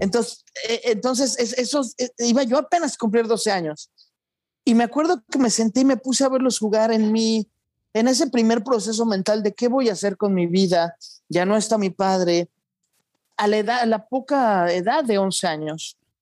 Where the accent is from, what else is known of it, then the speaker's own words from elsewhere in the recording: Mexico; moved away as an adult; also born or lived in London / Spain / Lebanon / Portland, United States; now in United States; yo crecí en México hasta los 18